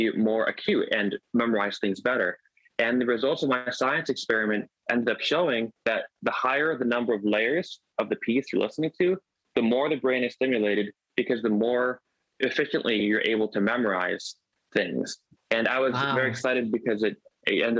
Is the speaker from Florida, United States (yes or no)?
yes; South Florida, United States; grew up in South Florida